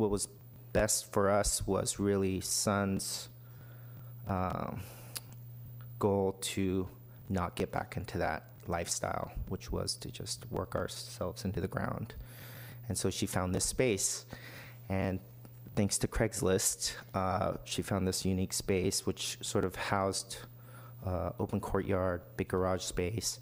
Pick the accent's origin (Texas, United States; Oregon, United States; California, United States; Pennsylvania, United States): Oregon, United States; Springfield; moved away as an adult; also born or lived in New York; now in Portland, United States; I grew up in Springfield, Oregon. Our family immigrated when I was 7